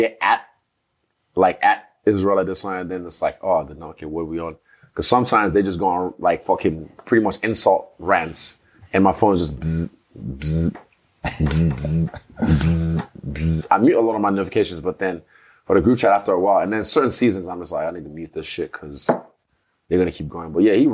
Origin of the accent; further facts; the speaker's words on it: Nigeria; growing up in Nigeria